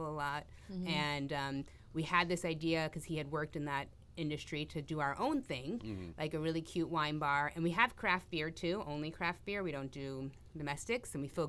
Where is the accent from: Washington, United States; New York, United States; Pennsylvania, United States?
New York, United States; New York City; moved away as an adult; I am originally from New York City.